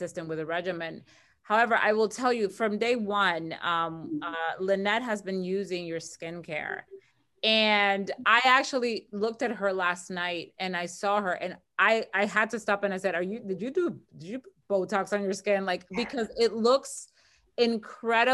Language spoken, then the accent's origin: English; Dominican Republic; now in United States; I'm originally from the Dominican Republic